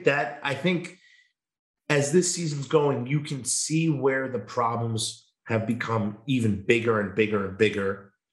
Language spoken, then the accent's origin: English; New York, United States; now in Wisconsin; I came from New York to go to Wisconsin. Like this is my pride and joy. Like I'm not from Wisconsin, but I love it more than anything.